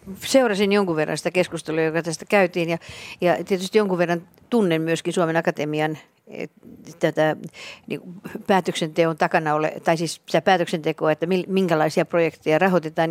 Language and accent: Finnish; Imatra, South Karelia, Finland; mä olen kotoisin Imatralta